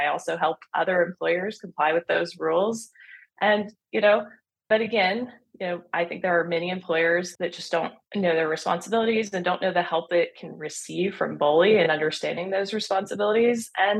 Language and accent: English; Washington County, Oregon, United States; born and raised in Washington County, in the rural part of Washington County. My parents had a business for 30 years in the community.